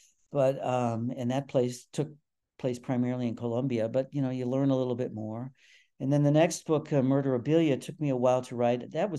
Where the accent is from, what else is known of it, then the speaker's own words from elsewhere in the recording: England, United Kingdom; accent: English; They recognized my English accent immediately and went to something they knew I couldn't do.